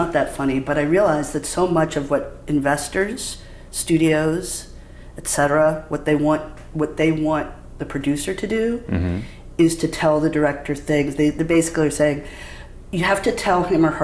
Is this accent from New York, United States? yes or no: yes; New York City, New York, United States; I grew up in Manhattan